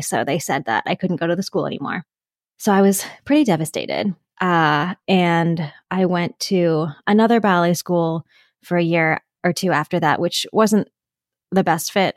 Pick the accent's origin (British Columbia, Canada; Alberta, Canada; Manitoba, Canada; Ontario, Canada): Ontario, Canada; Pickering; I grew up just outside of Toronto, Canada, in a town called Pickering